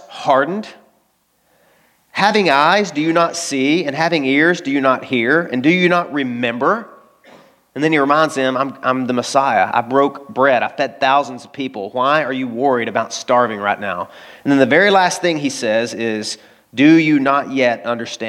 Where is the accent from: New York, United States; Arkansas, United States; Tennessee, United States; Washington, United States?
Arkansas, United States; I grew up in Arkansas.